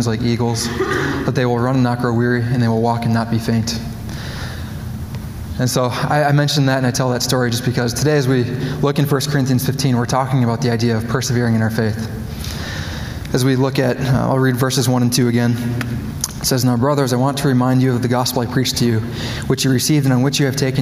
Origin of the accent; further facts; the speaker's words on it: Coon Rapids, Minnesota, United States; moved away; I grew up in Coon Rapids. It's a suburb just northwest of Minneapolis.